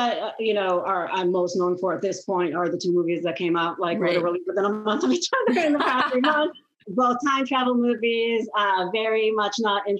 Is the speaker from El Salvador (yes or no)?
no; Israel; now in United States; I'm originally from Israel